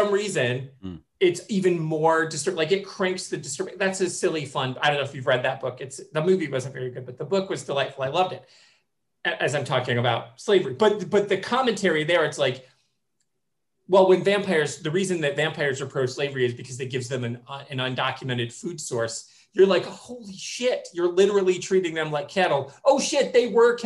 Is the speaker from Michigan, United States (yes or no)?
yes; Michigan, United States; I'm from Michigan